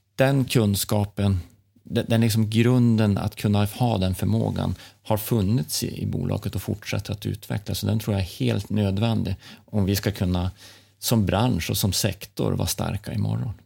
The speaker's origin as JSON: {"language": "Swedish", "area": "Norrland, near Tärnaby", "region": "Västerbotten County", "country": "Sweden", "tie": "born or raised there", "said": "Jag är uppvuxen i, Norrland, närmare Tärnaby nästan, fem mil från Tärnaby"}